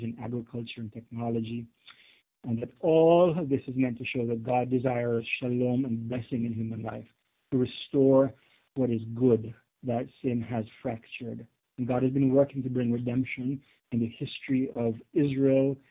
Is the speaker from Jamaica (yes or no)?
yes; Jamaica; also born or lived in Canada; now in United States; As you can probably tell by my accent, I wasn't born in the U.S. I'm a Jamaican. I immigrated to Canada, then the U.S. later